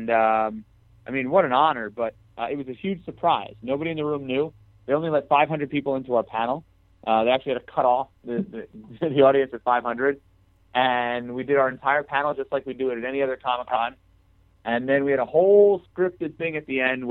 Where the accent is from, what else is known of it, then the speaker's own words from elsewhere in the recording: New York, United States; I'm from New York